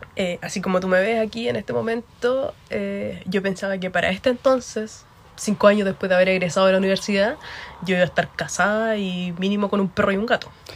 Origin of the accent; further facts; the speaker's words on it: Concepción, Biobío, Chile; now in Ireland; yo sí soy de Concepción. Y lo mismo, me encuentro viviendo en Irlanda.